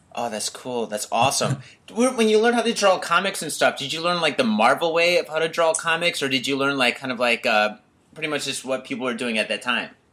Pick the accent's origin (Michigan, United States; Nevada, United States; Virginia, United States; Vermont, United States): Michigan, United States; Detroit; moved away; also born or lived in Tokyo, Japan; I'm from Detroit